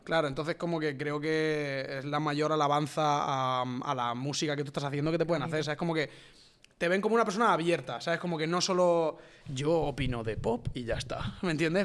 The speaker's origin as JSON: {"language": "Spanish", "town": "Villena", "region": "Valencian Community", "country": "Spain", "said": "Yo vengo de Villena"}